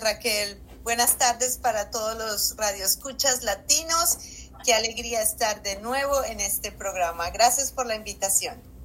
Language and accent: Spanish; Colombia; moved away as an adult; also born or lived in Bloomington, Indiana, United States; now in United States; yo como colombiana, eh, yo me exilié de Colombia